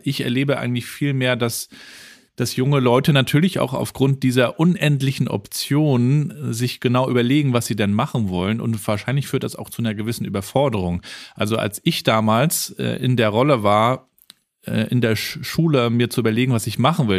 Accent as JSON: {"language": "German", "town": "Rostock", "region": "Mecklenburg-Vorpommern", "country": "Germany", "tie": "born or raised there", "said": "Ich bin ja in Rostock in der DDR aufgewachsen"}